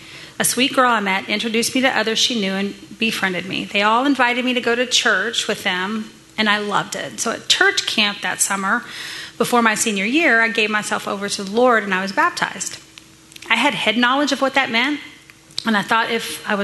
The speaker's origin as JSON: {"language": "English", "region": "Texas", "country": "United States", "tie": "born or raised there", "said": "Bobby and I were both born and raised in Texas"}